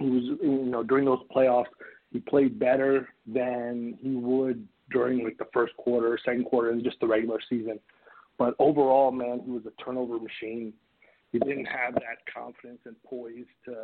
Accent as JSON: {"language": "English", "region": "New Jersey", "country": "United States", "tie": "born or raised there", "also_born_or_lived": "Asia", "said": "I moved from Asia when I was like 4 or 5 years old, and we moved to New Jersey, my whole family."}